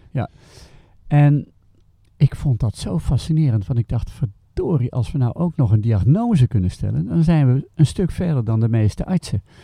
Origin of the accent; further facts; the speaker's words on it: Haarlem, North Holland, Netherlands; moved away as an adult; also born or lived in Delft; now in Schoten, Belgium; Ik ben geboren in Haarlem okay. in 1947. En we hebben het langst gewoond in Delft